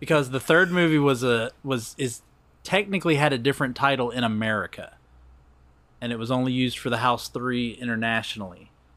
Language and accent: English; Covington, Georgia, United States; my hometown